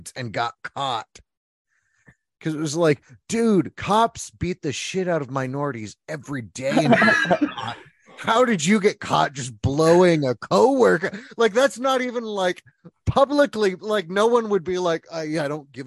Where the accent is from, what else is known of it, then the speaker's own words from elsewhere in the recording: Tulsa, Oklahoma, United States; also born or lived in Georgia; I grew up in Tulsa